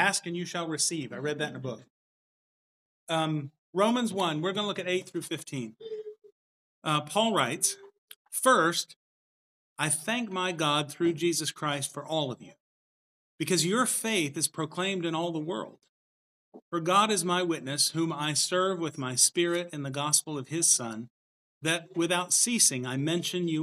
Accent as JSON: {"language": "English", "region": "the South", "country": "United States", "lives_now": "Rogers, Arkansas, United States", "said": "I'm from the South"}